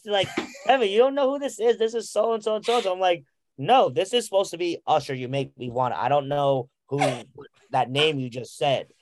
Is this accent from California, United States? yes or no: no; Central New Jersey, United States; I'm from Central Jersey